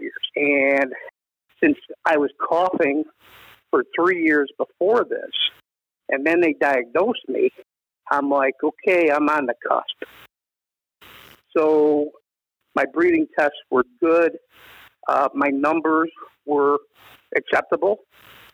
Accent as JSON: {"language": "English", "region": "Northeast Ohio", "country": "United States", "tie": "born or raised there", "said": "came back to where I grew up in Northeast Ohio"}